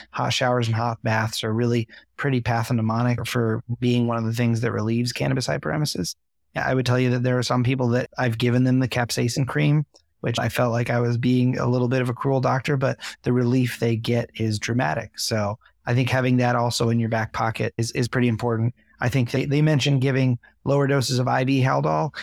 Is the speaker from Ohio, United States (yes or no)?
no; New York, United States; I'm from New York